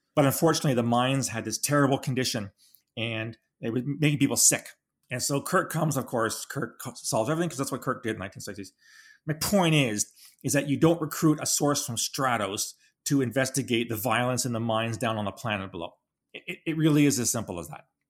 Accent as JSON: {"language": "English", "country": "Canada", "said": "We're a Canadian"}